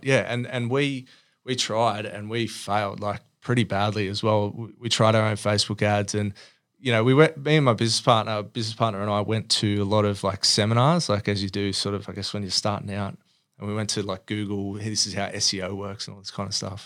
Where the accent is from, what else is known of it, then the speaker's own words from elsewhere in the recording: Sydney, New South Wales, Australia; grew up in Oatley, which is sort of if you think about you know Peakhurst, kind of just around the southern towards the Sutherland Shire area